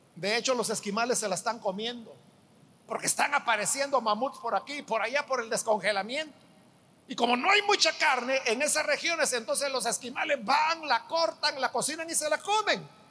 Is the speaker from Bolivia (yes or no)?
no; El Salvador; En nuestro país